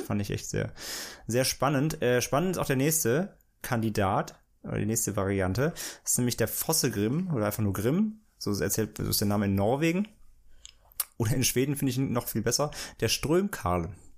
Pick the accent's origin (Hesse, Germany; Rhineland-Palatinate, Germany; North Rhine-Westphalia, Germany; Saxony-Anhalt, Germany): Rhineland-Palatinate, Germany; near the Lorelei, St. Goarshausen; moved away; bei mir in meiner Nähe, wo ich da aufgewachsen bin